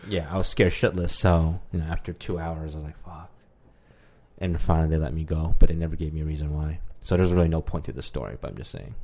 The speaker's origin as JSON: {"language": "English", "country": "Canada", "said": "as a Canadian"}